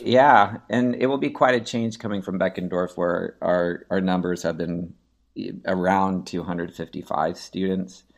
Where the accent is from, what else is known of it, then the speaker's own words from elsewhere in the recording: Seattle, Washington, United States; also born or lived in Carmel, Indiana / Houston, Texas; now in Katy, United States; I grew up in Seattle, Washington